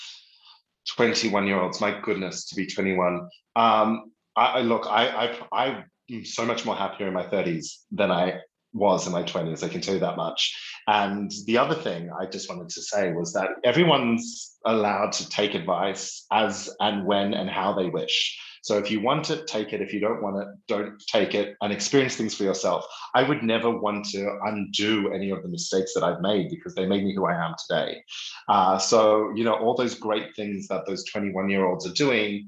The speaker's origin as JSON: {"language": "English", "town": "Sydney", "region": "New South Wales", "country": "Australia", "tie": "born or raised there", "said": "my hometown of Sydney, Australia"}